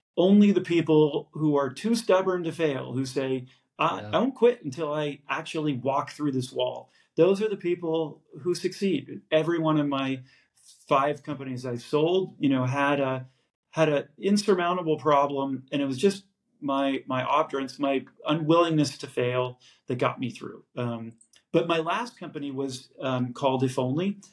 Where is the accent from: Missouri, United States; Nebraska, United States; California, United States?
California, United States; San Francisco; I'm born and raised in San Francisco